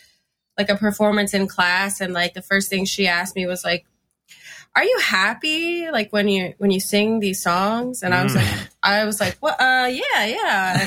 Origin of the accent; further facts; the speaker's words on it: Fort Lauderdale, Florida, United States; I was into punk, but I like growing up in Fort Lauderdale, at least like for me, it was, I know there's like a ska scene down there, but I wasn't involved in that.